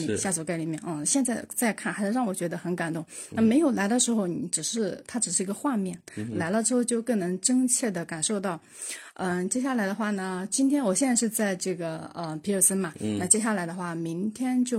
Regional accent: Wenzhou, Zhejiang, China; 我是来自这个浙江温州的九零后的听友啊。

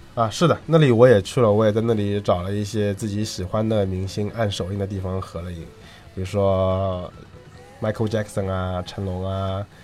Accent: China; 我们中国人

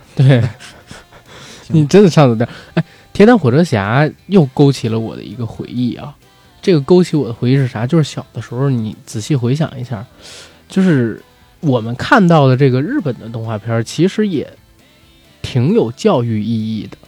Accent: Beijing, China; 我们北京人

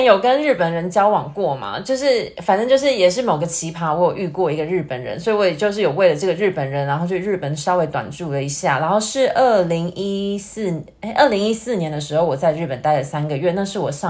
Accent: Taiwan; also born or lived in London; now in Rome, Italy; 因为我去年刚从伦敦搬到罗马，离开台湾的这将近十年呢

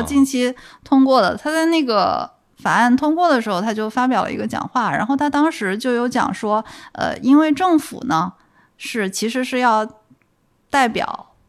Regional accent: Guangdong, China; also born or lived in London; 我广东长大嘛

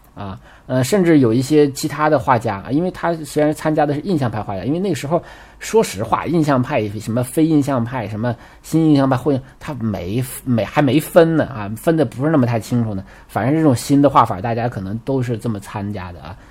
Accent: China; 我们中国人叫猴山

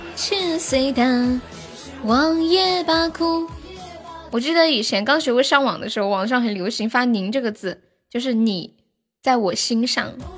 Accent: Sichuan, China; 你咋个晓得我是四川的

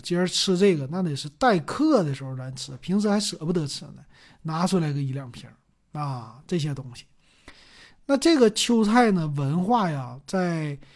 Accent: Northeast China, China; 咱们东北人

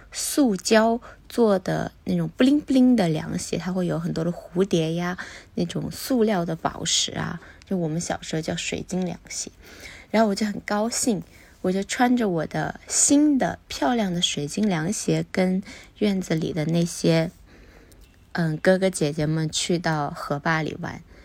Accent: Sichuan, China; also born or lived in Guangzhou; now in Beijing, China; 其实我的家乡是在四川一个很，嗯，四季如春的地方

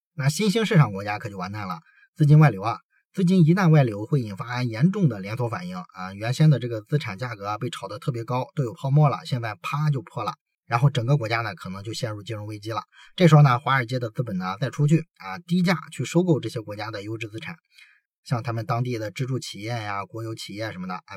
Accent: China; 我们中国人

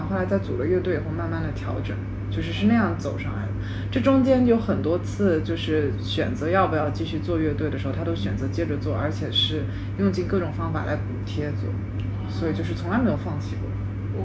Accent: Shanghai, China; also born or lived in born abroad / Changping, Beijing; 后来因为我爸工作调上海，我得转学去上海嘛

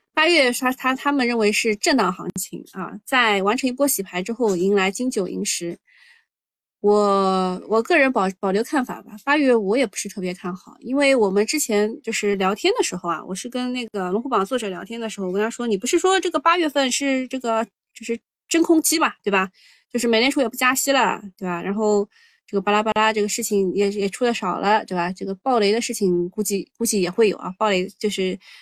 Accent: China; 我们中国人

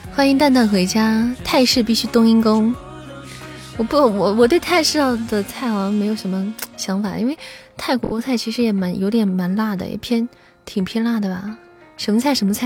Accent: Baoji, Shaanxi, China; 我们宝鸡那边有一个擀面皮，叫做很有名的叫宝宝擀面皮

